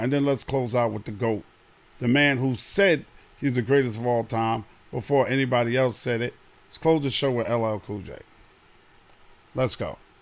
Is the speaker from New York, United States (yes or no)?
yes; New York City, New York, United States; now in Smyrna, United States; I'm from Queens, New York.